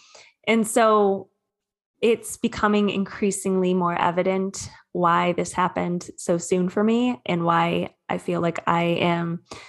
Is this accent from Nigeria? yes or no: no; Sterling Heights, Michigan, United States; now in Southern California, United States; I'm originally from Michigan though. I'm a Midwest gal.